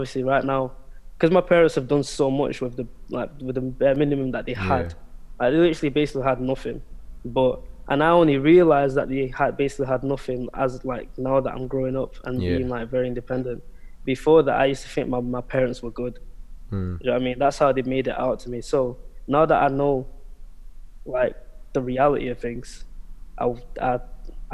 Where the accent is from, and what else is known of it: United Kingdom; born or raised there; also born or lived in Angola / Portugal